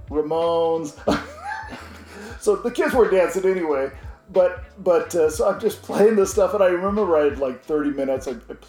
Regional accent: Oregon, United States; In Oregon.

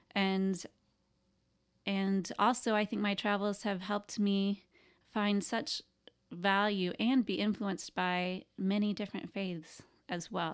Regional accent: the Bible Belt, United States; I grew up in the Bible Belt. I grew up in a small town.

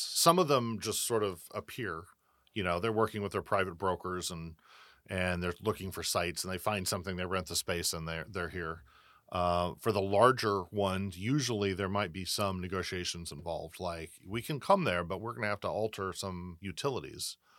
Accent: Southern Illinois, United States; now in Rancho Cordova, United States; where I grew up in Southern Illinois.

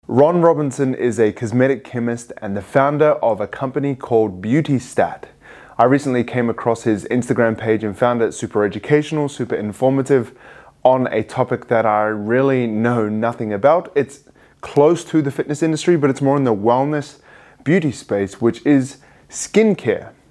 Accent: New Zealand; now in Sydney, Australia; I was born in New Zealand, but I moved to Australia because it's warmer

